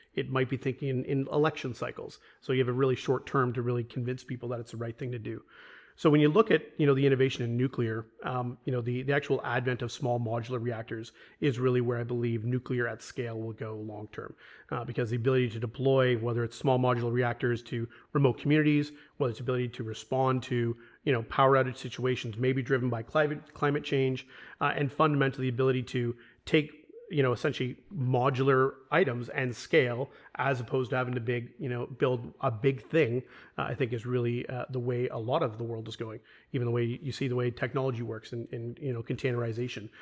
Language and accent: English; Toronto, Ontario, Canada; moved away as an adult; Born and raised in Toronto